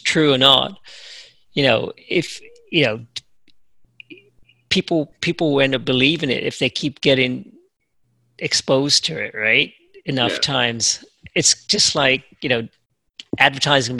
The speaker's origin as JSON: {"language": "English", "region": "England", "country": "United Kingdom", "tie": "born or raised there", "said": "I grew up in England"}